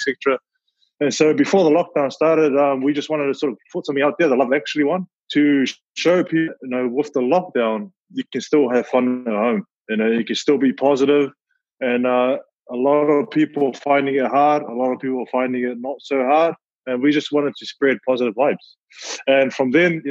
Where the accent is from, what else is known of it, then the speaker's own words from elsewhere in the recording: Auckland, New Zealand; born and raised here in New Zealand, you know, South Auckland all day